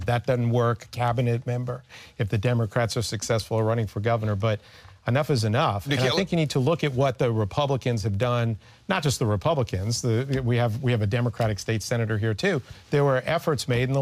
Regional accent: Georgia, United States; I was from Georgia

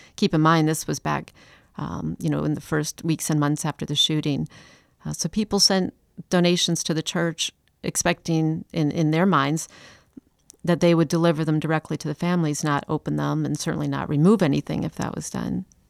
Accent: Chicago, Illinois, United States; also born or lived in Atlanta; now in Charleston, United States; I'm from Chicago

